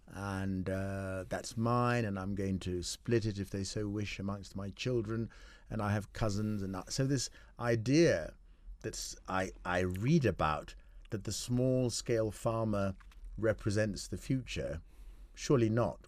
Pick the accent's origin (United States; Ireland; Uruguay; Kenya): Kenya; I'm a Kenyan